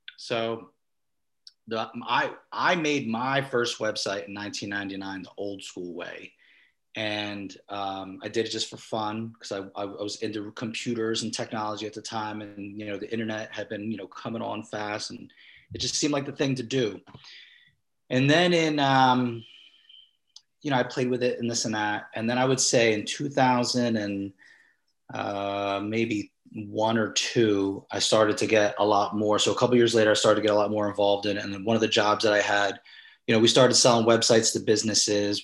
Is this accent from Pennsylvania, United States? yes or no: no; Vineland, New Jersey, United States; also born or lived in Mount Laurel, New Jersey / Cherry Hill, New Jersey / Philadelphia / California; I was born and raised in Vineland, New Jersey. I reside here right now